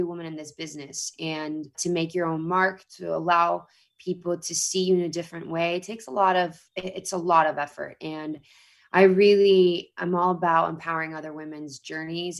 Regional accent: Mexico City, Mexico; moved away as an adult; now in Los Angeles, United States; I grew up in a country, Mexico, and I grew up in Mexico City in the 90s

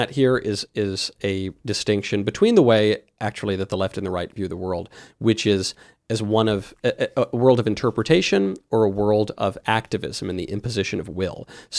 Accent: New York, United States; I'm from New York.

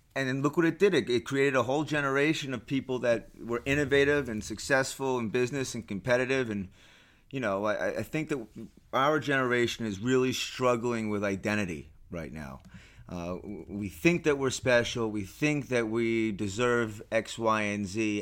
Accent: New York City, New York, United States; I'm a native, born and raised New Yorker.

